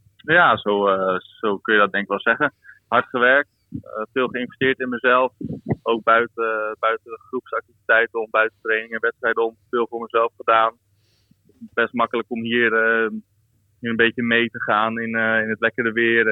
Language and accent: Dutch; Netherlands; moved away as an adult; now in South Africa; als Nederlander ben ik een beetje opgegroeid eh, met ook een beetje regen en een beetje wind.